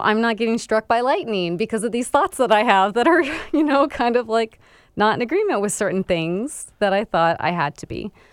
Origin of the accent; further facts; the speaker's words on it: Florida, United States; moved away as an adult; I was actually born and raised in Florida up till I was twenty-three years old.